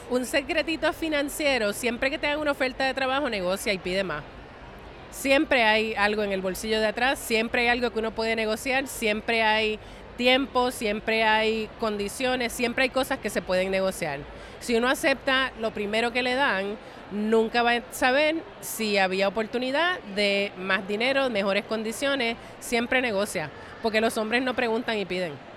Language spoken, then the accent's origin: Spanish; San Juan, Puerto Rico; moved away as an adult; now in New York, United States; una puertorra nacida y criada en Río Piedras, Puerto Rico